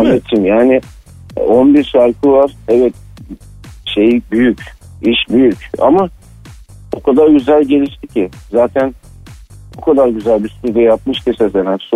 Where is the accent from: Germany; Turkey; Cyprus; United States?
Cyprus